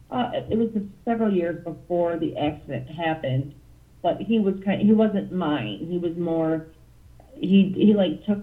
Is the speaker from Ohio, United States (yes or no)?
yes; Toledo, Ohio, United States; I am from Toledo, Ohio. I am 32. Whoa, yep, I'm 32 now